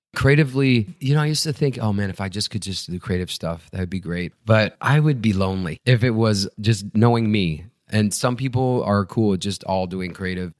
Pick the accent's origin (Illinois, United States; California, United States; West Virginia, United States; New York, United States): Illinois, United States; Chicago; I grew up right outside Chicago and then moved into the city in high school